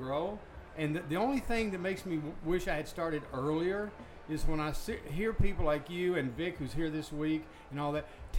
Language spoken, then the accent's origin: English; Kentucky, United States; I have just enough Southern, because I'm from Kentucky, and that's really not the South. They like to think it's the South. That if I'm around a real Southerner long enough, my M's and all that start to stretch out at the end of my words.